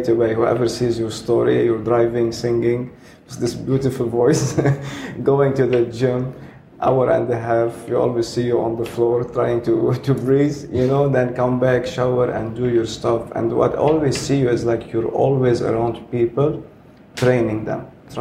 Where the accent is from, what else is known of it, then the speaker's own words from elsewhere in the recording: Lebanon; now in Dubai, United Arab Emirates; Even when I go to Lebanon, I promise you, I feel like a stranger